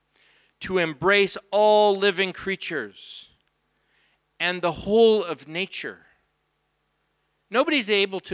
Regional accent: Abbotsford, British Columbia, Canada; That's my wife, and we're from Abbotsford.

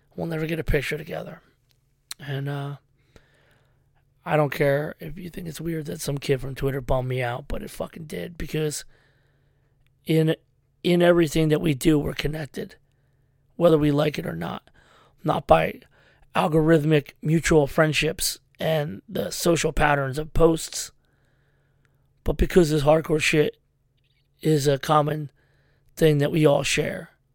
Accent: Philadelphia, Pennsylvania, United States; I was from Frankfurt

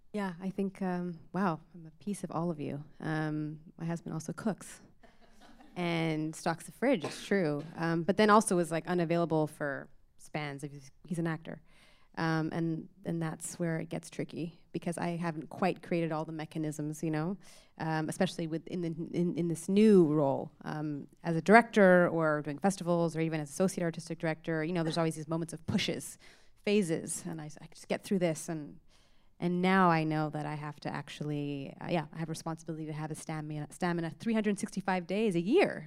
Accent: Toronto, Ontario, Canada; I grew up in Scarborough

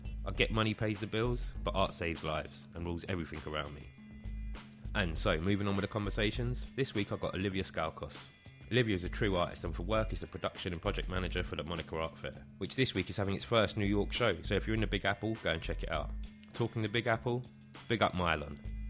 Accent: London, United Kingdom; also born or lived in Brighton; I come from Kilburn, Zone 2, Northwest London.

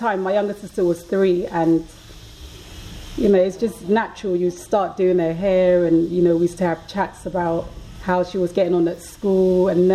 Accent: Ghana; moved away; also born or lived in London; growing up in Ghana

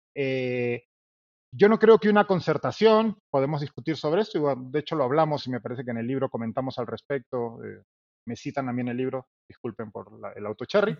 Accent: Peru; somos los periodistas peruanos

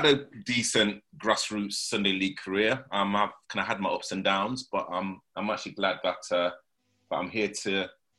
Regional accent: Leeds, Yorkshire and the Humber, United Kingdom; accent: rough northern accent; moved away as an adult; also born or lived in Nottingham; now in London, United Kingdom; I was born in Nottingham, but you know I moved from Nottingham when I was about 3 or 4, and then I grew up in Leeds.

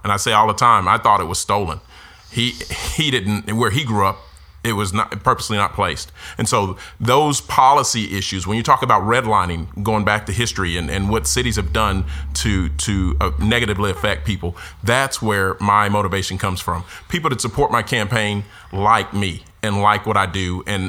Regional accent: Denton, Texas, United States; growing up in Denton, growing up on Bonnie Bray Street, where there was horses across the street, where now there's a hospital.

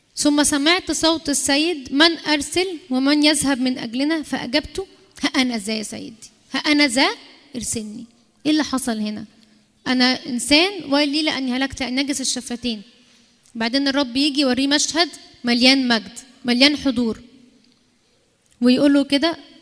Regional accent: Egypt

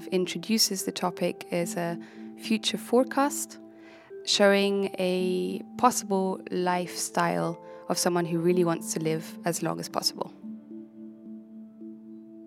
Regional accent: Germany; moved away; I'm from Germany

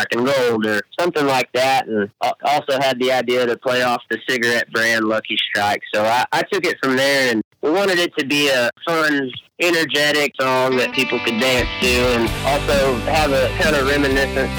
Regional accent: Canyon, Texas, United States; also born or lived in Okmulgee, Oklahoma; I'm from Canyon, Texas. We're right in the middle of the panhandle of Texas, so up on the high plains

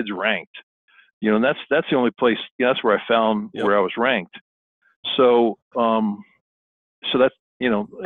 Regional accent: Miami, Florida, United States; I grew up in South Florida, went to a Killian High School in Miami

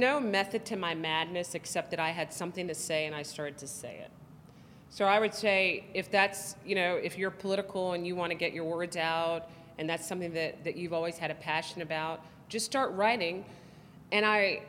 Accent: the South, United States; I'm black, I'm conservative, I'm from the South

